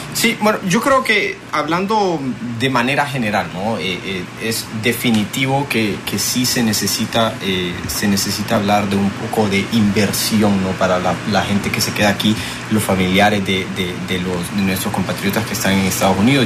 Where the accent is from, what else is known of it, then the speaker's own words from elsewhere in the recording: Honduras; ver como hondureños